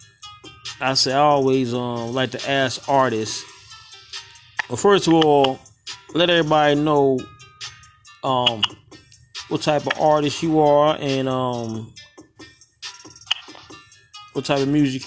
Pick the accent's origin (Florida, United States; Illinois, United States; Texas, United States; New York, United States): New York, United States; I'm from New York myself